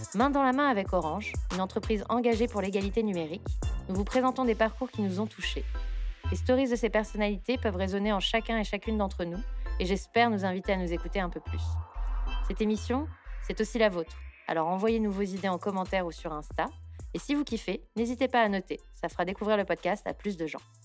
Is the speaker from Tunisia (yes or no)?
yes; Tunisia; en Tunisie, là où j'ai grandi, où j'ai fait mes études d'ingénieur